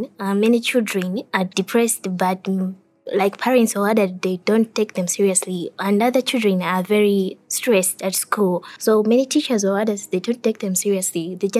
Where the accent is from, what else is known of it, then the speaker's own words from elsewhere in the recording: Malawi; I'm from Malawi and I'm in grade 8.